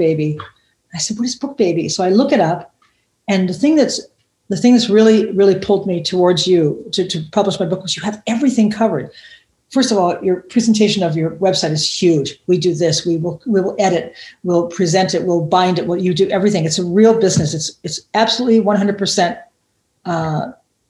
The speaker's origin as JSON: {"language": "English", "country": "United States", "moved": "as an adult", "lives_now": "Germany", "said": "being an American person and being a gay person living in a little tiny, we live in a tiny town, 12,000 people"}